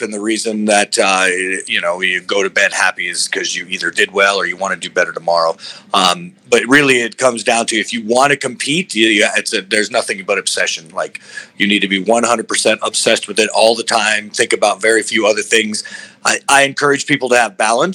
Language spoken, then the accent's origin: English; Albuquerque, New Mexico, United States; I got into martial arts where I was raised in Albuquerque, New Mexico